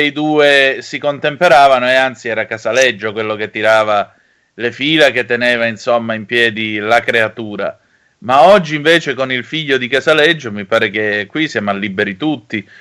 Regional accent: Vibo Valentia, Calabria, Italy; oggi c'è la Lega al mio paese, a Vibo Valencia

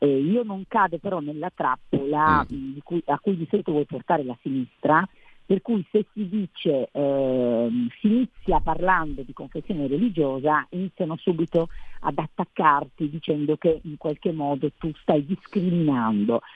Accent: Cuneo, Piedmont, Italy; io vengo da Cuneo

